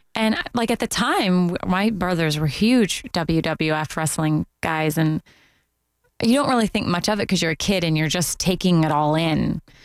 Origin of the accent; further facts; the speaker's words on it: Canada; moved away as an adult; also born or lived in Toronto; now in Orlando, United States; being Canadian